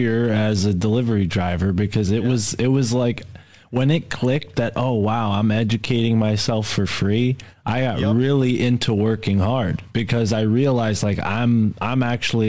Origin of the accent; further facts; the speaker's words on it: New England, United States; I'm from New England